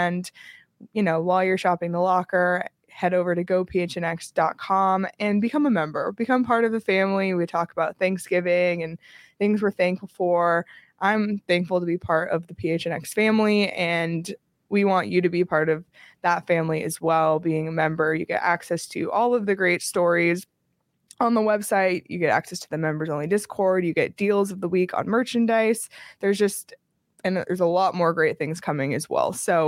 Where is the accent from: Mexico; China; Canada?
Canada; now in United States; Growing up in Canada was a given, but when I moved to Arizona, you know, I was like, what's going to connect me back to Canada?